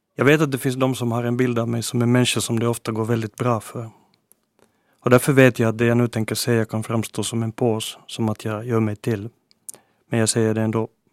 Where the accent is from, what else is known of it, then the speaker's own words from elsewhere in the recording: Helsinki, Uusimaa, Finland; first language Swedish; min hemstad